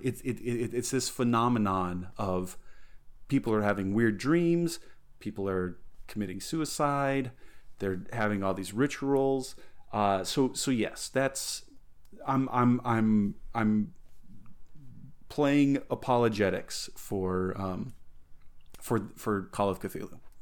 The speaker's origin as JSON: {"language": "English", "town": "Alamosa", "region": "Colorado", "country": "United States", "tie": "born or raised there", "said": "growing up in Alamosa"}